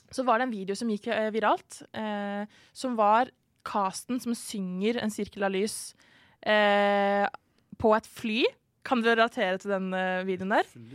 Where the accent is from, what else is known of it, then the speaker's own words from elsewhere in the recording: Norway; hjemlandet mitt Norge